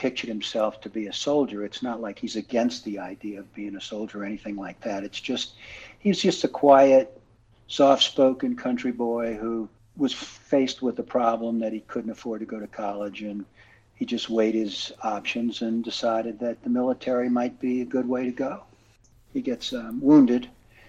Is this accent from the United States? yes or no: yes; Louisiana, United States; I grew up in Louisiana, and I lived in the Cajun country for a while when I went to graduate school